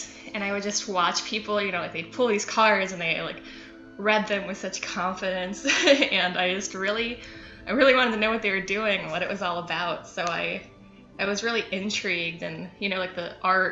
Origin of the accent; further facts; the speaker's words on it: Cleveland, Ohio, United States; I'm from Cleveland.